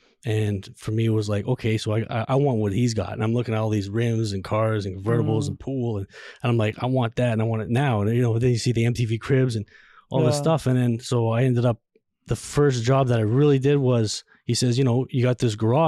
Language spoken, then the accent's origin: English; Montreal, Quebec, Canada; moved away as an adult; now in Toronto area, Canada; I moved here back in 2010 from Montreal, born and raised in Montreal.